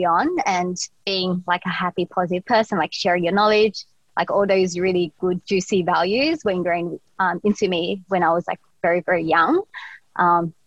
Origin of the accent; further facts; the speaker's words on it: Australia; we needed that growing up in Australia